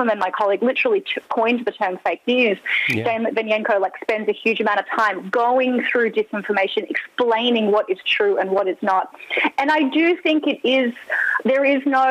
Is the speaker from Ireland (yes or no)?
no; Australia; moved away; I'm Australian